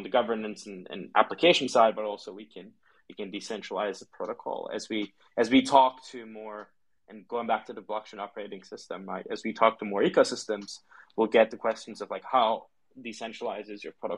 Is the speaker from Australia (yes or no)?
no; Turkey; now in London, United Kingdom; I grew up in Turkey